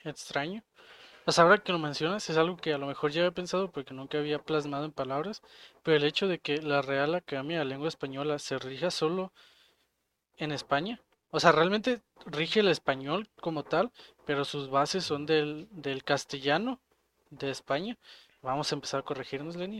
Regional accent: Jalisco, Mexico; accent: jalisciense; los de Jalisco tenemos el acento más neutro de todo, de todos los hispanohablantes

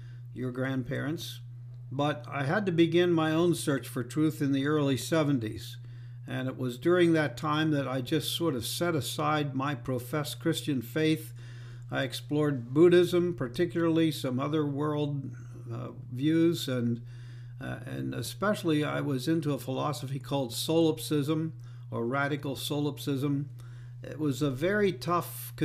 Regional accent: southeastern Pennsylvania, United States; moved away as an adult; also born or lived in Lancaster, Pennsylvania / Harrisonburg, Virginia / Monson, Maine; I was born in 1951 in Lancaster, Pennsylvania, grew up in southeastern Pennsylvania

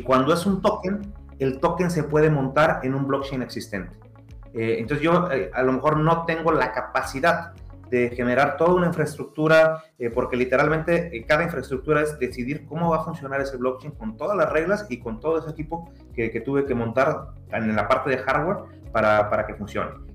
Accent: Mexico; como buen mexicano

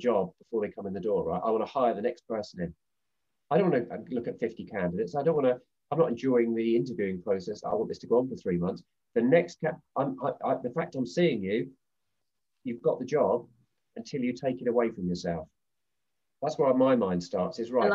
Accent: Southampton, South East England, United Kingdom; Southampton University, my hometown

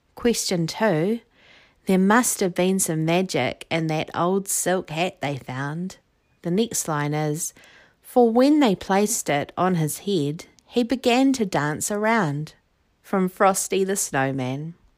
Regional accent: New Zealand; I'm from New Zealand, it is summer here

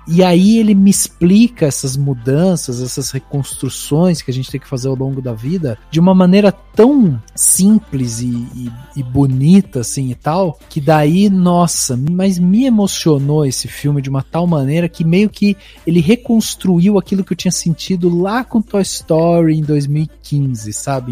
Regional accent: Brazil; como brasileiro

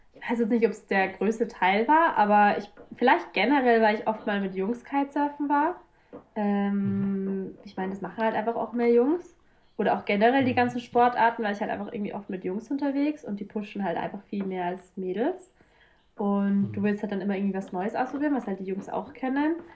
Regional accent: south of Munich, Bavaria, Germany; ich komme eigentlich ähm, aus Süden von München, aus Bayern

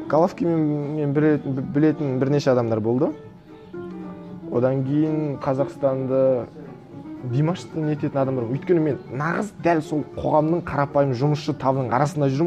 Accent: Mongolia; born or raised there; moved away as an adult; also born or lived in Kazakhstan / United States

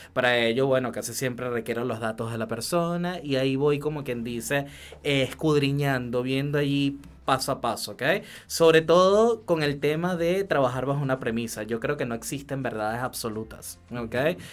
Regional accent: Venezuela; moved away as an adult; yo salí de Venezuela con una sola maletita de sueños

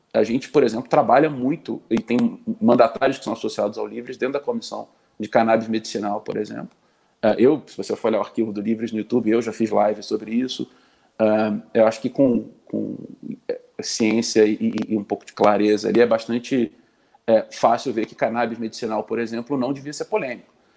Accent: Rio de Janeiro, Brazil; eu sou carioca, nasci no Rio, vivi 36 anos dos meus 37 no Rio

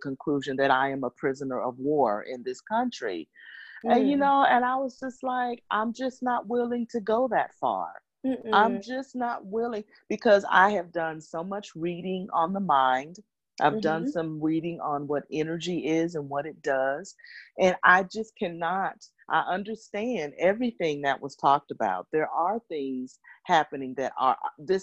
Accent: Memphis, Tennessee, United States; moved away; I'm currently right now in Memphis, which is my hometown

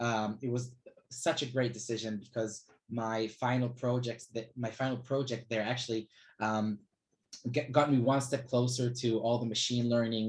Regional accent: Israel; also born or lived in Australia; So I was born in Australia, and my parents took me to Israel when I was 8 years old

